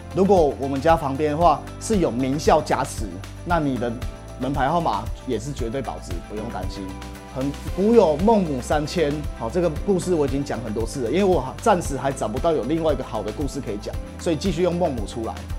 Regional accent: Taiwan; 我是台湾人，I am from Taiwan

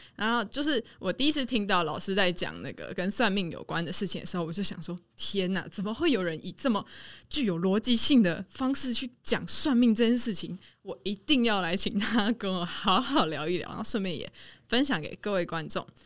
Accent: Taiwan; 身为一个台湾人

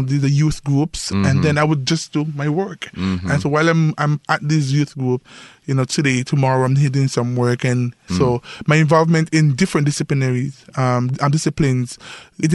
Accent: St. Kitts & Nevis; moved away as an adult; now in Taiwan; I'm from St. Kitts and Nevis, and I was journalist / teacher

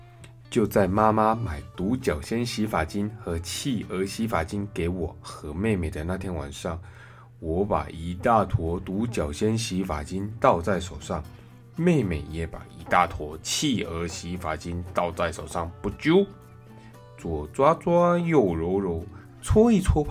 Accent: Taiwan; 好在啊，我们台湾人，嗯，真的很厉害。

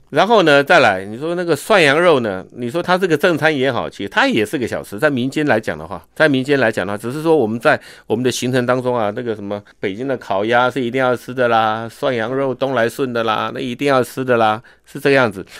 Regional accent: Taiwan; 我们台湾人

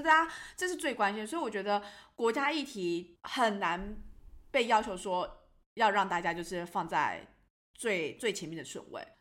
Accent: Taiwan; 他一知道我就台湾人

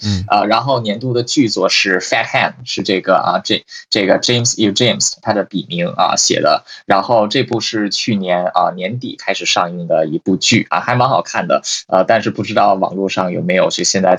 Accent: China; moved away; 我在大陆长大，我们大陆翻译成这个普利策

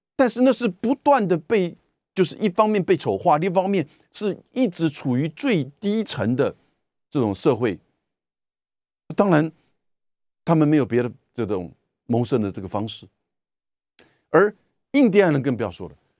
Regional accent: Taiwan; 我们台湾人很无奈的

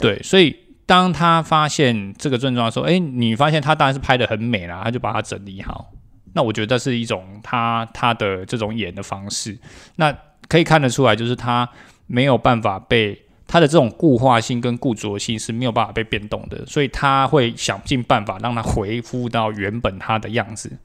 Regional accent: Taiwan; 我们台湾人

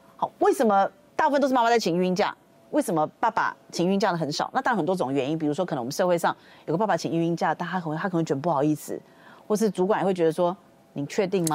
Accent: Taiwan; 我们台湾人的观念还是会觉得说

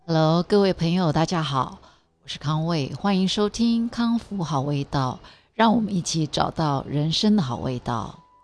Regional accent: Taiwan; 从小在台湾长大

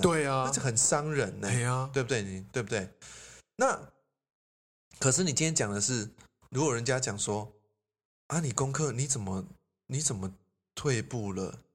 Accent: Taiwan; 我们台湾人

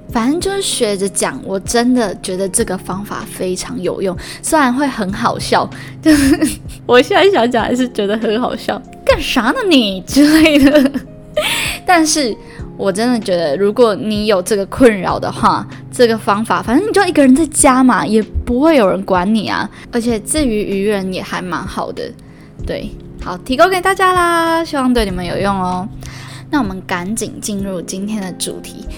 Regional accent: Yunlin County, Taiwan; now in Northern Taiwan, Taiwan; 我是云林来的孩子，所以在北部都没有人可以跟我讲台语

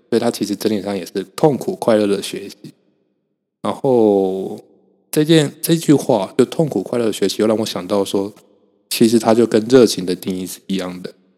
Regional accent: Kaohsiung, Taiwan; moved away as an adult; now in Hsinchu, Taiwan; 我现在人在新竹嘛，就是台湾的新竹。所以，呃，基本上我不太会用到车，我都是骑机车，然后我是高雄人

